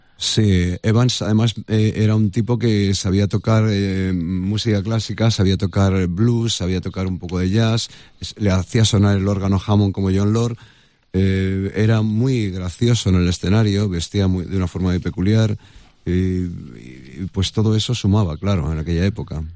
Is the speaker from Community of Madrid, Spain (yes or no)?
yes; Madrid, Community of Madrid, Spain; yo nací en Madrid, yo soy del Gaspi de toda la vida